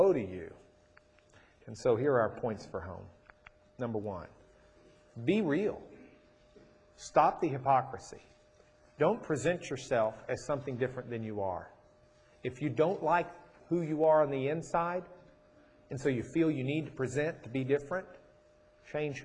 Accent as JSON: {"language": "English", "town": "Rochester", "country": "United States", "tie": "born or raised there", "moved": "yes", "said": "I grew up in Rochester."}